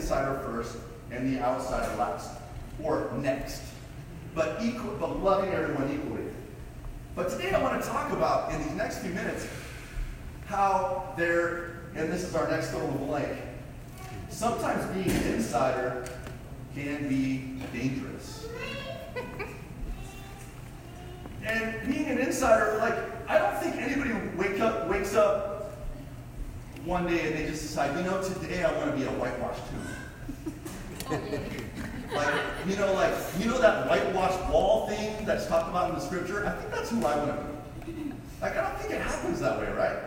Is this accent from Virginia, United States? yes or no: no; Colorado, United States; I was a long distance runner in high school, and I'm from Colorado, and in Colorado I ran 15 minutes and 34 seconds for 5K when I was 17